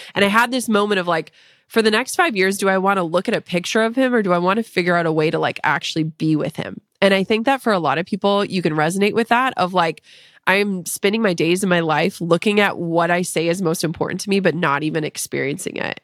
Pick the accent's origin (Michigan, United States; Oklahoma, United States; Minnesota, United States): Minnesota, United States; I'm from Minnesota